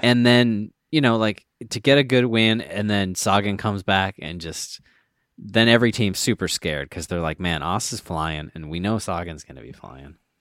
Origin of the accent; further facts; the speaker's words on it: Minnesota, United States; I was from Minnesota